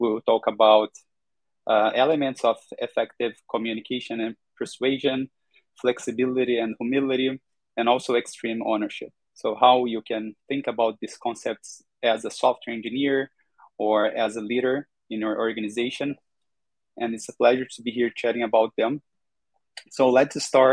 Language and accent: English; Brazil; I'm from Brazil, Latin America